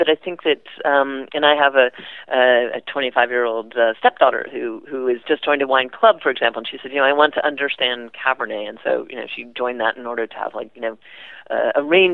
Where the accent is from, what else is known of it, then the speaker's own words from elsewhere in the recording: Midwest, United States; also born or lived in the South, United States / Ireland; I grew up in the Midwest and a little bit in the South